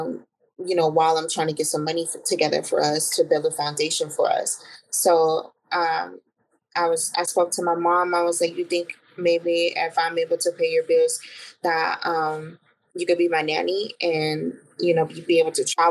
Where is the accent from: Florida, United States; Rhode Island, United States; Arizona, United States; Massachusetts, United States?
Arizona, United States; I'm born and raised in Arizona